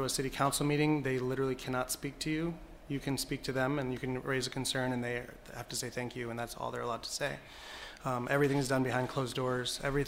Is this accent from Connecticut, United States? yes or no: yes; Bridgeport, Connecticut, United States; to Bridgeport. And so I grew up here. And I went to parochial school in the Black Rock section. I grew up on the West End and then Black Rock. And I've been here ever since, aside from 4 years of college.